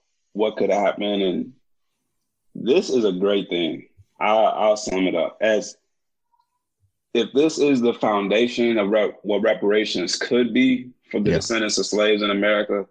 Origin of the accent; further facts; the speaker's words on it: Kankakee, Illinois, United States; I'm from Kankakee, Illinois